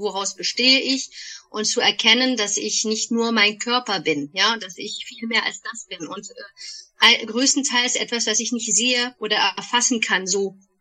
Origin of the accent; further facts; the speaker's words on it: Bonn, North Rhine-Westphalia, Germany; moved away as an adult; also born or lived in Paris; now in Waldbreitbach, Germany; Bonnerin ursprünglich, in Bonn geboren, aufgewachsen